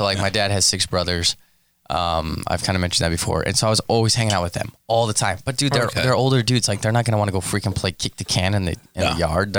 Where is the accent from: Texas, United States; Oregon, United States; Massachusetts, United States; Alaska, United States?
Texas, United States; moved away; growing up in Texas and specifically where I'm from, we don't play night games.